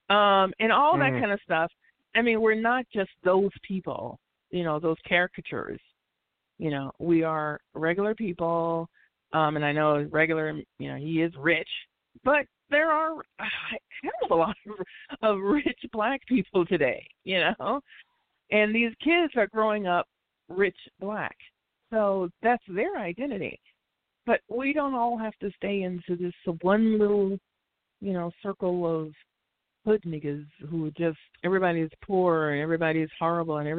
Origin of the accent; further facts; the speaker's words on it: United States; I don't consider myself African American. I'm Black American